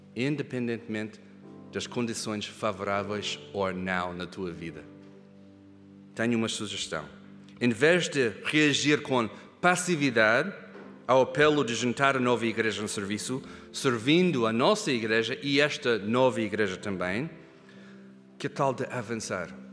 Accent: Kenya; moved away; o privilégio de crescer na África, no Quênia, eu e a Hannah. Nós crescemos longe daqui, na África

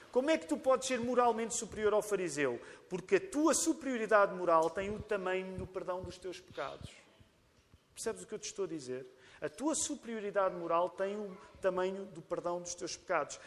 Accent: Portugal; nós portugueses

